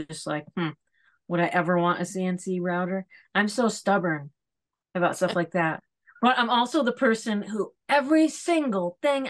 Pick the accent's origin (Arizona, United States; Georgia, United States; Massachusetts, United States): Massachusetts, United States; Lee; now in New York, United States; I grew up in Western Mass.